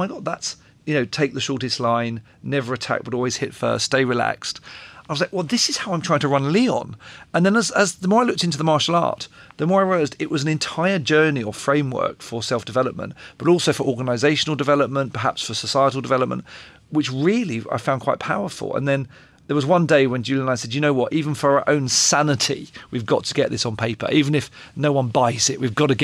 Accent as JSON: {"language": "English", "region": "London", "country": "United Kingdom", "tie": "born or raised there", "said": "I grew up in North London in the 80s"}